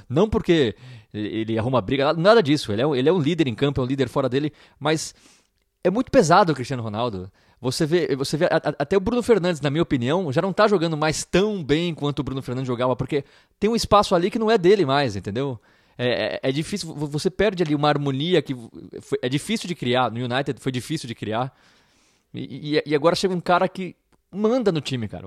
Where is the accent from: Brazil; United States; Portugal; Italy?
Brazil; sou do Brasil